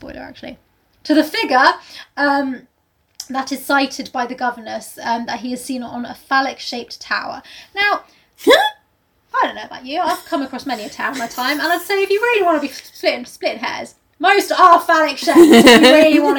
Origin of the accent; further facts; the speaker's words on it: United States; accent: American; I'm just an American